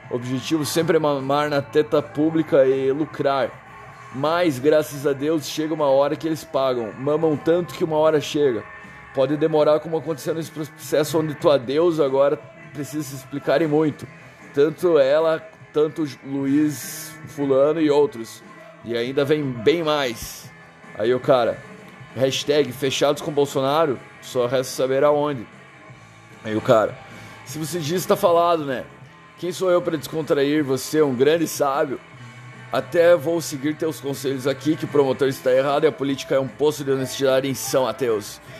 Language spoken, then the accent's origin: Portuguese; United States; Portuguese is a second language; now in Brazil; sou dos Estados Unidos.